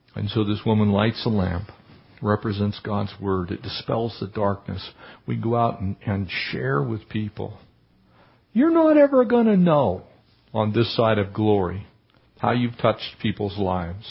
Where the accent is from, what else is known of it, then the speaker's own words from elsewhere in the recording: Poway, California, United States; we were growing up in Poway